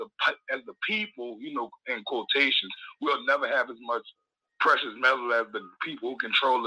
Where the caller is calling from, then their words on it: New Orleans, Louisiana, United States; I'm calling from New Orleans.